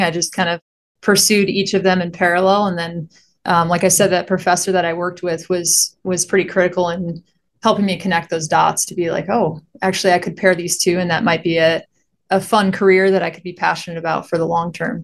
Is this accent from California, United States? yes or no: no; Michigan, United States; moved away as an adult; now in Phoenix, United States; I grew up in Michigan. I was there for, what was it, twenty-two years or so, and then I, I headed out here right after graduation